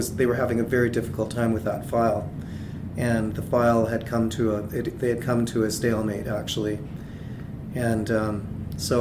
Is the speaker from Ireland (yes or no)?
no; Alberta, Canada; I'm Cree from Alberta